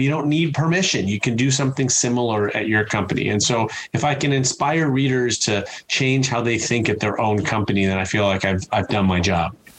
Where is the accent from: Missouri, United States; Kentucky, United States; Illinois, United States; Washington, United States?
Illinois, United States; Chicago; I'm from Chicago